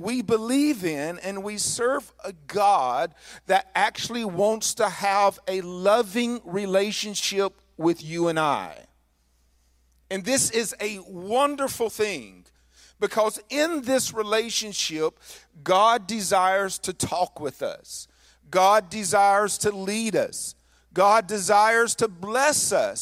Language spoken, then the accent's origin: English; northern Mississippi, United States; As a kid growing up in the South, I lived in northern Mississippi